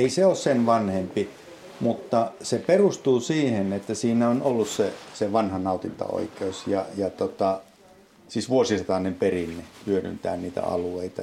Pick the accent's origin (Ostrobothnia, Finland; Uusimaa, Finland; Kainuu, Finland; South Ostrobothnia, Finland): Kainuu, Finland; Vaala; olen syntynyt Vaalassa – kasvanut Vaalassa